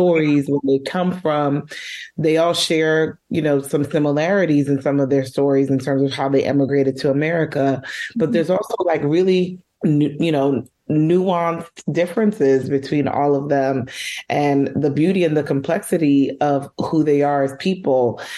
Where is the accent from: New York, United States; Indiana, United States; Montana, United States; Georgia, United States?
New York, United States; New York City; I'm born and raised in New York, in Uptown Manhattan. I grew up in Washington Heights, but I live in Harlem now